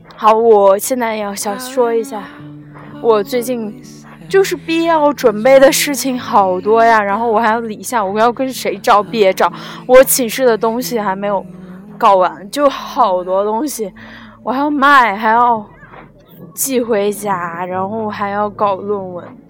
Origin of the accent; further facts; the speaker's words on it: Luoyang, Henan, China; 我是来自美丽的兰花城和南洛阳